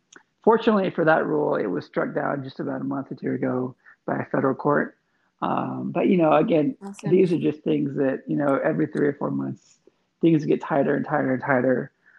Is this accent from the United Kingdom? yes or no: no; Eastern Thailand, Thailand; I was born in Thailand in 1978. When I was a small child, I grew up on the eastern side of Thailand, near only within like an hour of Cambodia.